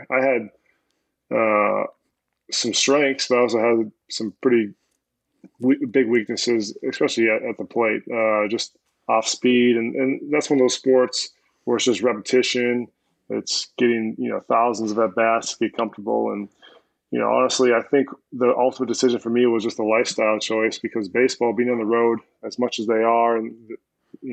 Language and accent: English; Minnesota, United States; I grew up in Minnesota, early 90s.